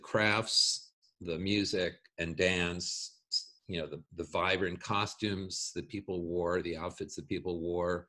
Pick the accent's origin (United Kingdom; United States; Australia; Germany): United States; Long Island, New York; where I grew up in Long Island